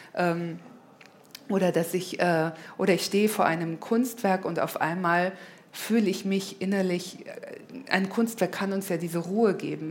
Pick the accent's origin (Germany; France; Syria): Germany; accent: dicken deutschen Akzent; moved away as an adult; also born or lived in London / Los Angeles; als Deutsche